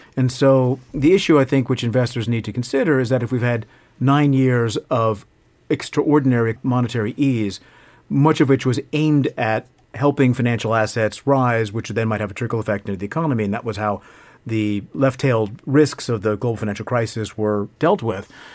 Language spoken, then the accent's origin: English; New York, United States; moved away as an adult; now in Hong Kong; I grew up in New York, and not very far from Goldman Sachs' office here, so this is my stomping ground.